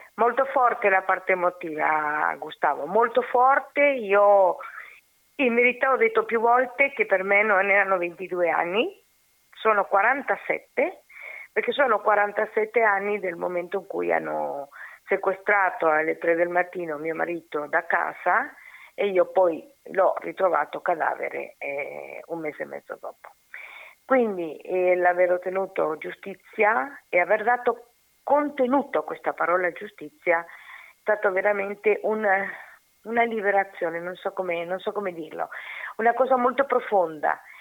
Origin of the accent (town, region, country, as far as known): Uruguay